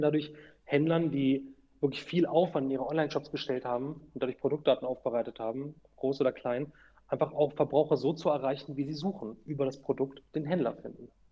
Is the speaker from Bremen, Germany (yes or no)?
no; Hanover, Lower Saxony, Germany; ich bin Hannoveraner, ich bin hier aufgewachsen